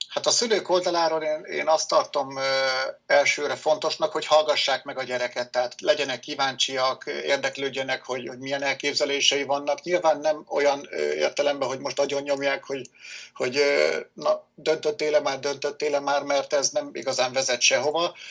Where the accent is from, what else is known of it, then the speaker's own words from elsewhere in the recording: Nyíregyháza, Szabolcs-Szatmár-Bereg, Hungary; Nyíregyházán születtem, jelenleg is itt élek